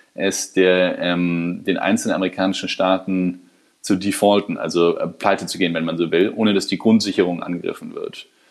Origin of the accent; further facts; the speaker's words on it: Germany; als Deutsche